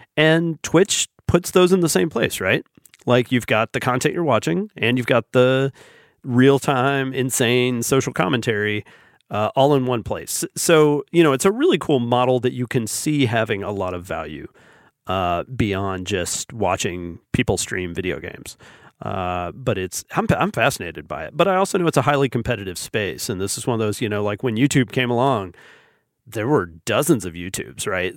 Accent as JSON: {"language": "English", "region": "the South", "country": "United States", "tie": "born or raised there", "said": "growing up in the South and living here most of my life."}